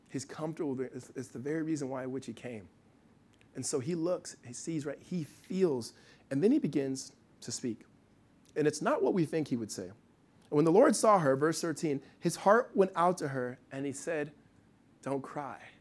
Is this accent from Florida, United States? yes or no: no; Los Angeles, California, United States; Ryan Tolan, best friend I grew up with in Los Angeles, uh, since I was probably seven or eight years old.